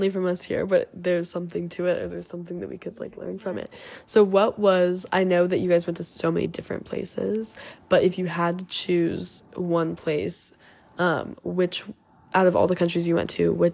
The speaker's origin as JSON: {"language": "English", "country": "United States", "said": "as an American"}